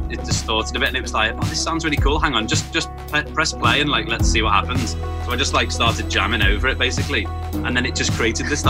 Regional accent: Liverpool, North West England, United Kingdom; growing up in Liverpool, it was kind of, you just, learned to play whatever was around

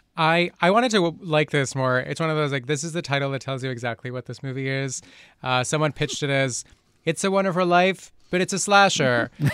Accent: Colombia; moved away; I grew up in Colombia

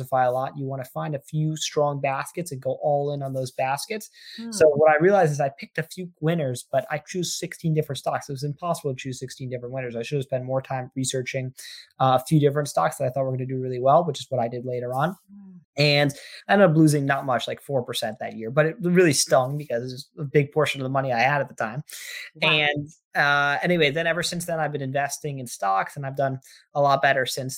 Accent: Armonk, New York, United States; also born or lived in Boston, Massachusetts; I grew up in Armonk, New York, which is in Westchester County, basically the suburbs of New York City

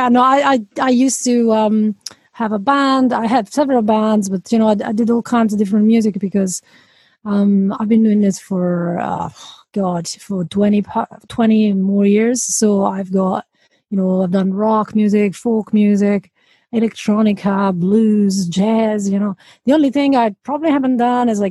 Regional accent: Italy; now in Edinburgh, United Kingdom; I'm Italian, but I'm not calling from Italy. I'm calling from Edinburgh, Scotland.

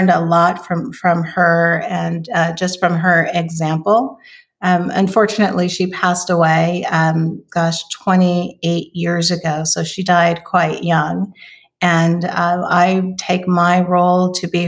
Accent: Oakland, California, United States; So I am originally from California. I was born in Oakland, California.

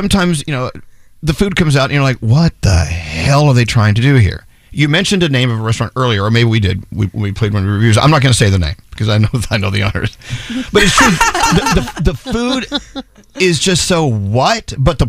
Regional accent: Texas, United States; I'm from Texas

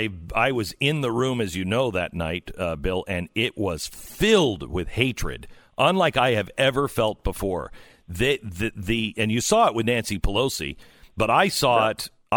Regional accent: Ukraine; English is a second language; You should know, because I am from Ukraine, Nashi Grashi is not the name of a person.

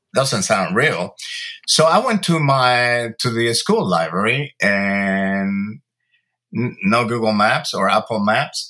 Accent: Santo Domingo, Dominican Republic; now in Los Angeles, United States; I was born in Santo Domingo, Dominican Republic, uh, of Cuban and Italian

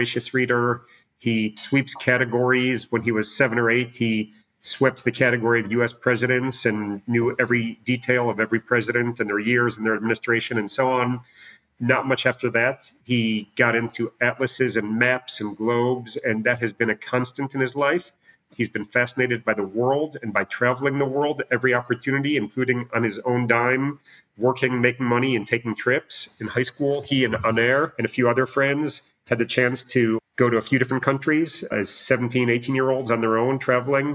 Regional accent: Chicago, Illinois, United States; moved away as an adult; also born or lived in California / Virginia; now in Israel; … and I should say are both born and raised in Chicago

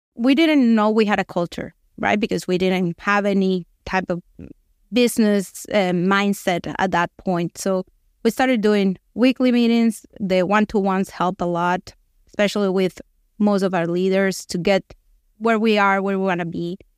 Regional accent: Venezuela; moved away as an adult; now in United States; We're both from Venezuela, same situation, we're the same age. We actually went to kindergarten

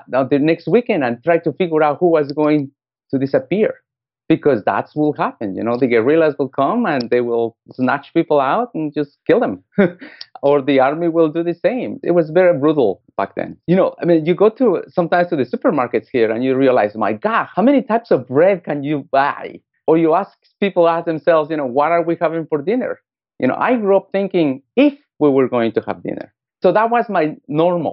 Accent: Guatemala; English is a second language; moved away as an adult; also born or lived in United States; I was born in Guatemala, Central America

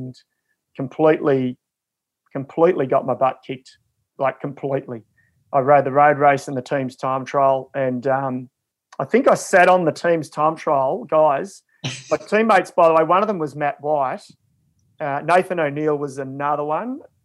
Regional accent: Ballarat, Victoria, Australia; also born or lived in Shepparton; I grew up in Ballarat and then sort of later on high school years in Shepparton

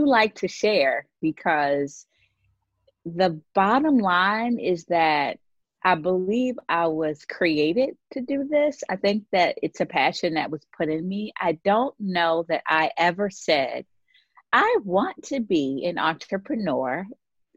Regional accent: Baltimore, Maryland, United States; I born and raised in Baltimore, Maryland, where I currently live today

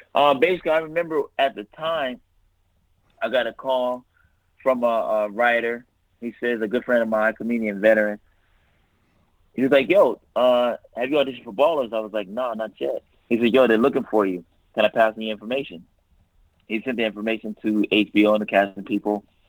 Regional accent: Los Angeles, California, United States; I'm from South Central Los Angeles, man. I grew up right in the hood

